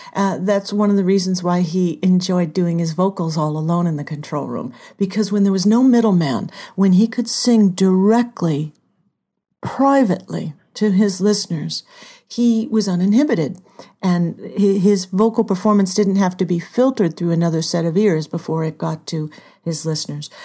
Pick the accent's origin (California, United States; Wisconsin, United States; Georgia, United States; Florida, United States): California, United States; Southern; moved away; also born or lived in Hollywood / Minneapolis; I'm from Southern California